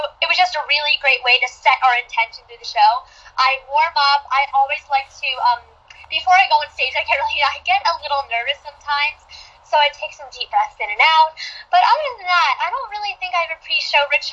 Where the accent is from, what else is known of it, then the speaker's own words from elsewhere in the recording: New Jersey, United States; also born or lived in Rumson, New Jersey; I'm from New Jersey, so I live 45 minutes outside of New York, but I live in Rumson, New Jersey, right by the beach